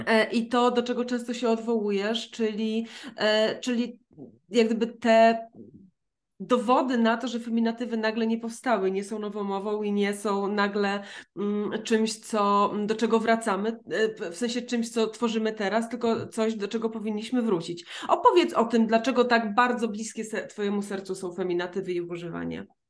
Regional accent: near Rzeszów, Subcarpathian Voivodeship, Poland; ja pochodzę z Podrzeszowa

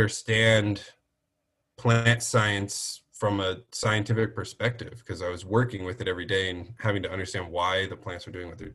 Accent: Orange County, California, United States; moved away as an adult; now in Las Vegas, United States; growing up in Orange County

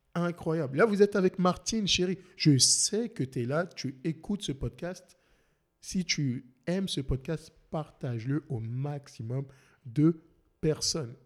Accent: France; now in Montreal, Canada; je suis français

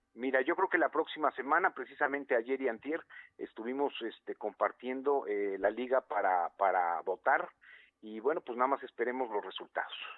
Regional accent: Puebla, Mexico; lo que somos los poblanos

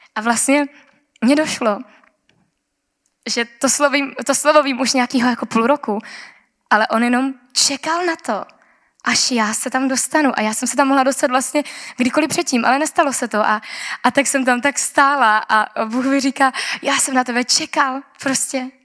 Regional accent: Czechia; já jsem z Česka

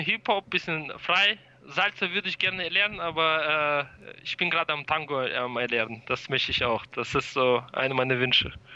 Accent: Germany; wir kommen aus Deutschland

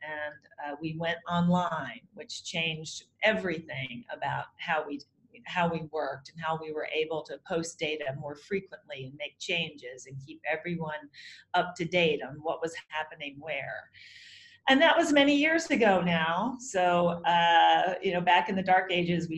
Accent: Nashville, Tennessee, United States; moved away as an adult; also born or lived in St. Louis, Missouri; now in New York, United States; I grew up in Nashville, Tennessee, and I moved to New York to be an actress.

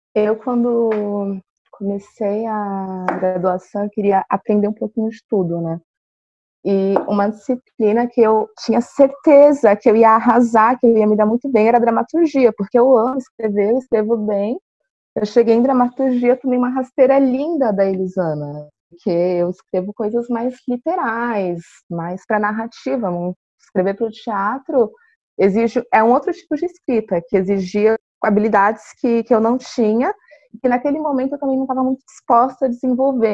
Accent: São Paulo, Brazil; now in Florianópolis, Brazil; Eu também vim de outra cidade, eu sou de São Paulo, então, no meu caso, eu vim para uma cidade menor, aqui em Floripa

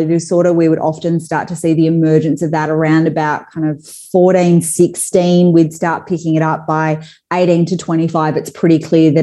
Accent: Perth, Western Australia, Australia; moved away as an adult; now in Sydney, Australia; I'm originally from Perth, so I live in Sydney now.

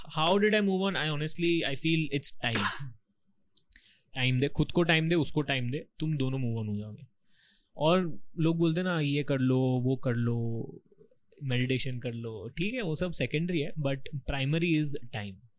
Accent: Rajasthan, India; I am from Rajasthan ठीक है तो राजस्थान में मेरा जो गाँव है ना

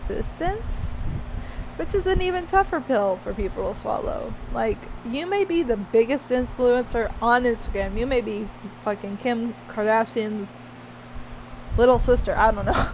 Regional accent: Alabama, United States; growing up in Alabama

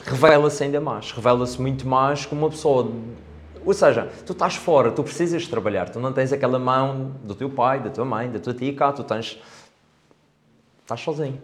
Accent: Câmara de Lobos, Madeira, Portugal; also born or lived in England; sou de cá, sou de Câmara de Lobos, um, mais precisamente da zona do Covão

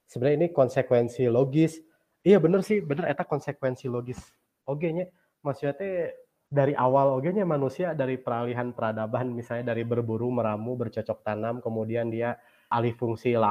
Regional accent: West Java, Indonesia; apakah konsepsi ideal terhadap lingkungan itu menurut saya sebagai orang Sunda itu dulu seperti apa sih?

